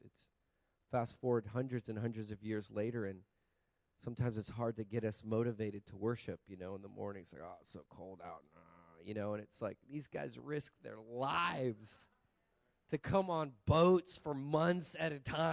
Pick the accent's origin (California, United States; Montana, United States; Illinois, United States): Montana, United States; moved away; also born or lived in Texas / Hawaii; I grew up as a boy in the Rocky Mountains of Montana